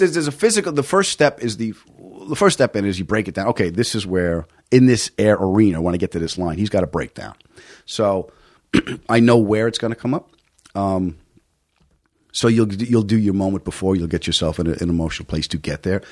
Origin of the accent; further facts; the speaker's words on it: Long Island, New York, United States; also born or lived in Queens, New York; I was born in Queens. I was raised on Long Island.